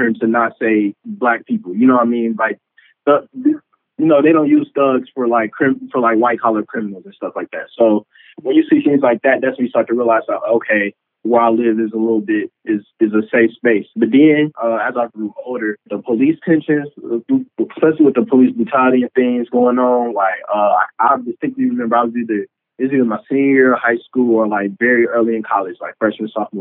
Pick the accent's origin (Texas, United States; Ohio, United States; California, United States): Ohio, United States; Dayton; moved away as an adult; also born or lived in Arkansas / Washington, D.C.; I'm from Dayton, Ohio. I was born and raised there